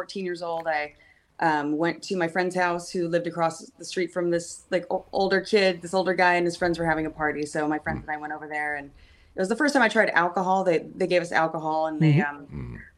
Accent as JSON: {"language": "English", "town": "Los Angeles", "region": "California", "country": "United States", "tie": "born or raised there", "said": "I'm born and raised in Los Angeles. So I'm a LA native"}